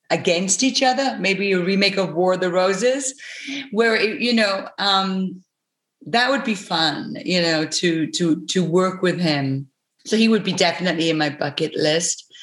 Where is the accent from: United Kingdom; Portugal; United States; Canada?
United Kingdom; we were able to in our territories, him being Australian, me being British, we were able to j- jump out of the kind of box